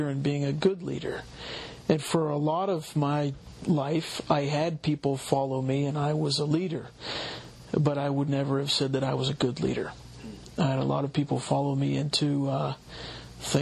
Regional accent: Oakmont, Pennsylvania, United States; I'm from here in Pittsburgh. I grew up in Oakmont, Pennsylvania, went to Riverview High School

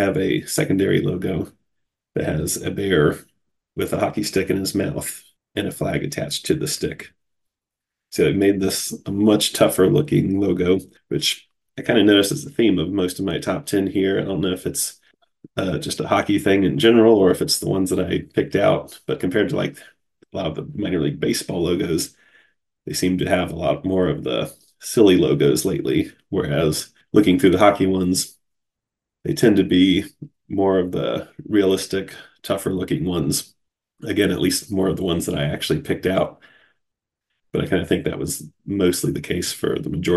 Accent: Cincinnati, Ohio, United States; my hometown Cincinnati Cyclones

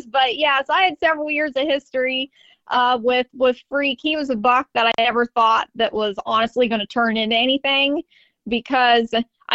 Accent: Southeast Ohio, United States; I am from Southeast Ohio down here.

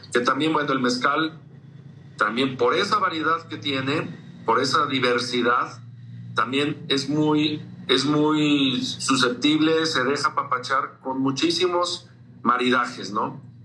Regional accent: San Luis Potosí, Mexico; nosotros aquí en San Luis

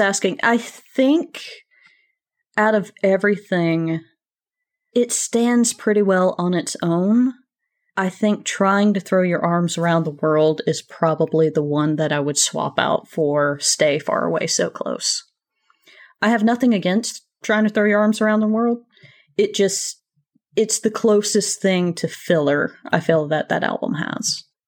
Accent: small town in Georgia, United States; moved away; also born or lived in Athens, Georgia; I'm not originally from Athens. I'm from a very, very, very small town several hours away

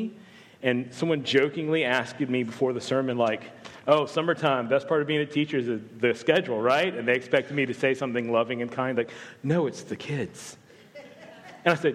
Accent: the South, United States; I'm not from Australia, despite my thick Australian accent. I'm actually from the South

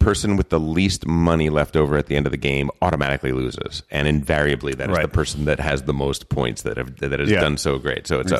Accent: New Jersey, United States; No, but I am from New Jersey.

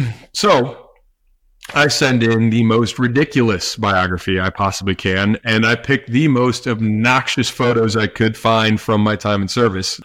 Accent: St. Louis, Missouri, United States; I grew up in St. Louis, Missouri. Still here.

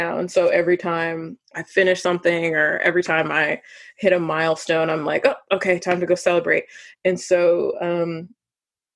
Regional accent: Midwest, United States; I'm from the Midwest

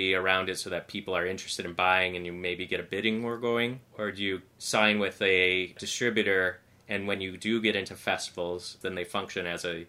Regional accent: Michigan, United States; I'm from Michigan.

